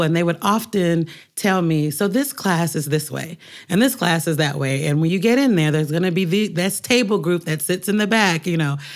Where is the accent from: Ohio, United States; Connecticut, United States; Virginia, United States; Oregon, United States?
Oregon, United States; Portland; moved away as an adult; now in New York, United States; growing up in Portland